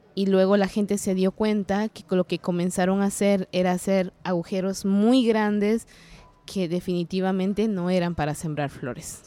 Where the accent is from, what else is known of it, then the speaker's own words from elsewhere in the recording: San Juan Comalapa, Chimaltenango, Guatemala; first language Kaqchikel; Spanish is a second language; maya cachiquel de Guatemala. vengo de un pueblo que se llama